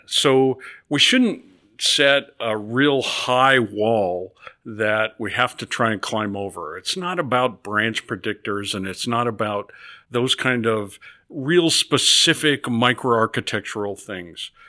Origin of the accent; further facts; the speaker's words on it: Nebraska, United States; moved away as an adult; I grew up in Nebraska on a farm